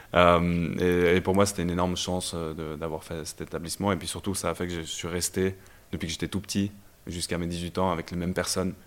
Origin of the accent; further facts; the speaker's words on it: Brussels, Brussels-Capital Region, Belgium; moved away as an adult; also born or lived in Lausanne, Switzerland / Fribourg, Switzerland; now in Switzerland; je suis originaire de Bruxelles en Belgique. Donc j'ai grandi là-bas et euh, quand j'ai eu 18 ans, je suis venu en Suisse pour faire les études